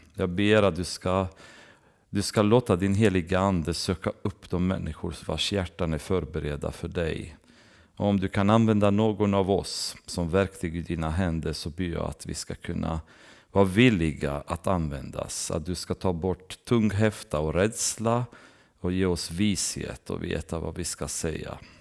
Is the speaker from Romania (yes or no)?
yes; Romania; moved away; när jag växte upp i, i Rumänien så gick jag med i baptistkyrkan